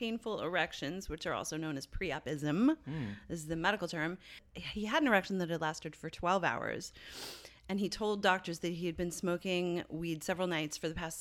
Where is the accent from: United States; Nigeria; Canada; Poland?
Canada; As a Canadian